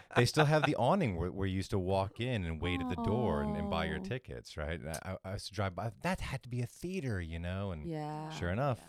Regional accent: New England, United States; I'm from New England

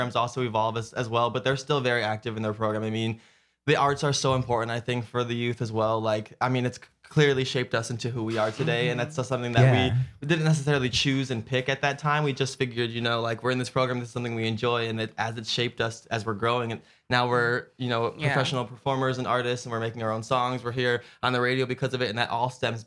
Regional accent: Chicago, Illinois, United States; moved away as an adult; now in Los Angeles, United States; originally we're both from Chicago, and that's where we met as well

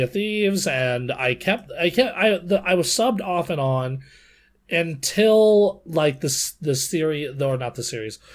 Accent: Nevada, United States; my home state

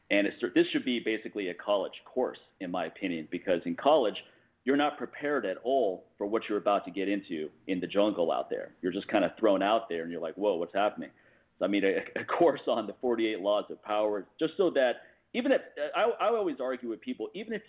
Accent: Washington, District of Columbia, United States; now in Los Angeles, United States; I'm coming from the East Coast, Washington, D.C., where everyone's upfront and, frankly, super rude.

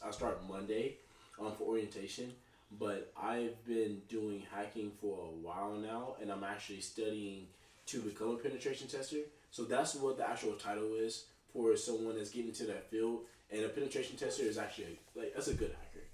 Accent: Dallas, Texas, United States; also born or lived in Tulsa, Oklahoma; now in Jacksonville, United States; I'm from Dallas, Texas.

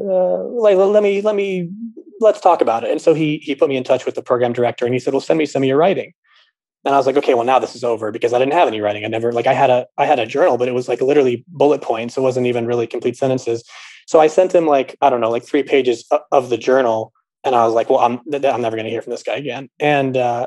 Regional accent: Los Angeles, California, United States; also born or lived in New York; now in Chicago, United States; I'm originally from Los Angeles. I live in Chicago now

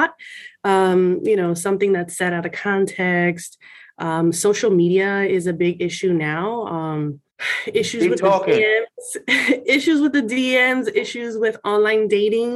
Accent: Miami, Florida, United States; I'm Puerto Rican, I'm from Miami

